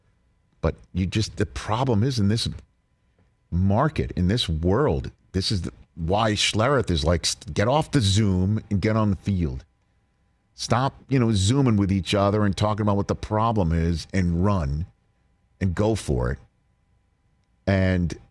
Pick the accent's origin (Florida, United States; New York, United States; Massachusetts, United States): New York, United States; New York City; I grew up in New York City, a longtime New York sports guy